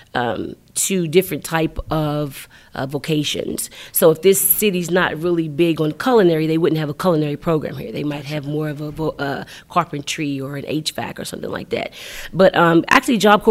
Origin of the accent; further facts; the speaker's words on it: Rand, West Virginia, United States; moved away as an adult; also born or lived in Georgia; It's a little small town between Malden and Bell. That's where I grew up.